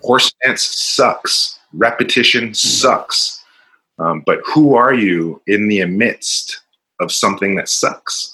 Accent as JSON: {"language": "English", "town": "Richmond", "region": "California", "country": "United States", "said": "I'm from Richmond, California, not the nicest place, and uh, I was surrounded by a lot of angry, violent people"}